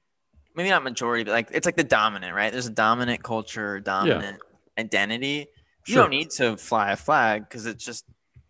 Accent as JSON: {"language": "English", "region": "California", "country": "United States", "tie": "born or raised there", "said": "I grew up in California in a particular city"}